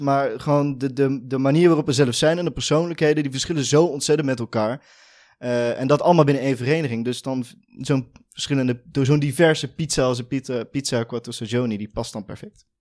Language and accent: Dutch; Veldhoven, North Brabant, Netherlands; ik kom uit Veldhoven, is een dorpje naast Eindhoven.